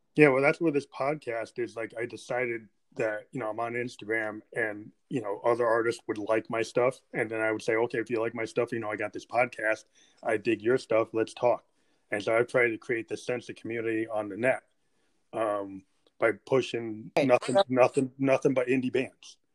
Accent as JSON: {"language": "English", "region": "New Hampshire", "country": "United States", "said": "I'm from New Hampshire"}